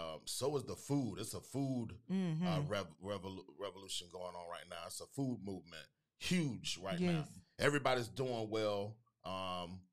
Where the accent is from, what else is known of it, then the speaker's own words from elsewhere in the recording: Panama City, Florida, United States; moved away; also born or lived in Tallahassee; I'm from Panama City, Florida. Born and raised in PC.